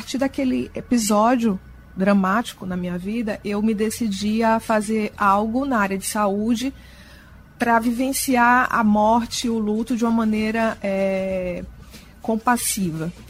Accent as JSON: {"language": "Portuguese", "town": "Salvador", "region": "Bahia", "country": "Brazil", "moved": "as an adult", "said": "E vim de Salvador muito jovem, eu tinha só 24 anos, e acabei aportando aqui e me apaixonando por essa cultura."}